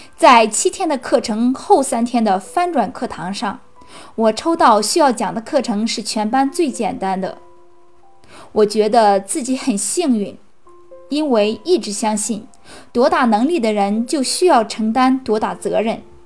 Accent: Cangzhou, Hebei, China; 我是来自河北沧州的

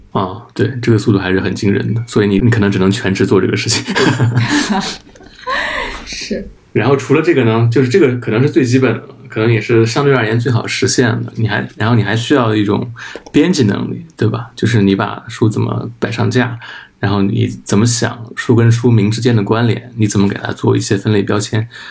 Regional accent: Anhui, China; 我是安徽人

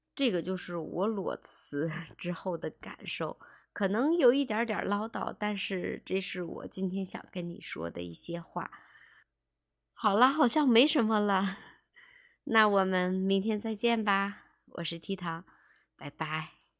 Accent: Tangshan, Hebei, China; 我们唐山人

